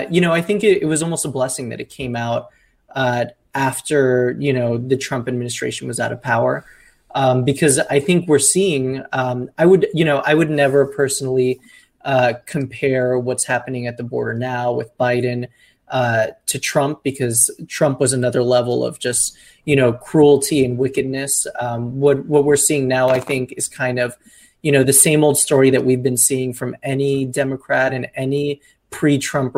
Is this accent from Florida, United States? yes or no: yes; Miami, Florida, United States; I'm from Miami.